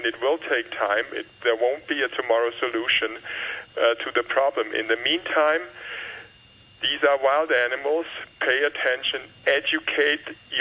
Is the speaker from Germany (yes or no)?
yes; Germany; moved away as an adult; now in Hong Kong; I come from Germany